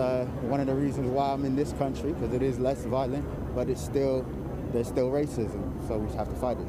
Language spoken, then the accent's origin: English; Oakland, California, United States; moved away as an adult; now in United Kingdom; I'm from Oakland, California, so I grew up with a lot of police violence around me